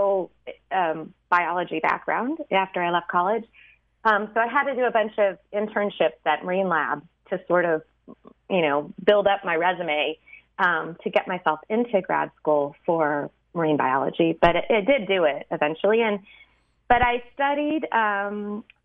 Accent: St. Louis, Missouri, United States; I grew up in Missouri, in St. Louis

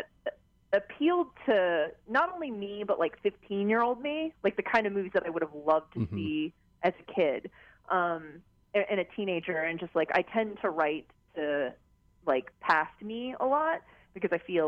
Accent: South Korea; now in United States; I grew up in Korea, so I got very much my Korean culture

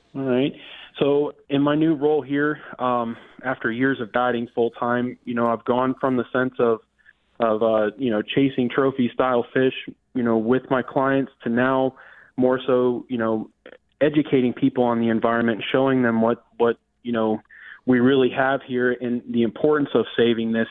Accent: Lee County, Florida, United States; I was not born in Lee County, but I've been here since infancy

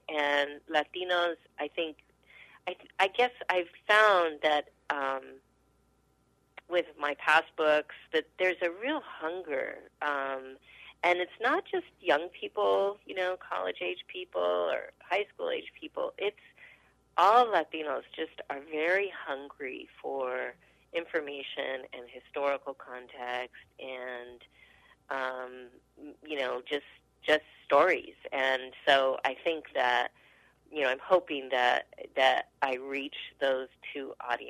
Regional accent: Albuquerque, New Mexico, United States; also born or lived in Roswell, New Mexico; I grew up, you know, I grew up in the 70s in Albuquerque with a consciousness of myself as Chicana and politicized, and grew up in the North Valley

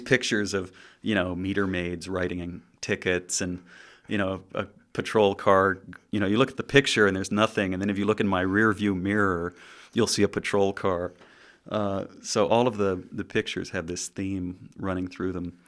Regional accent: Southern California, United States; growing up in Southern California

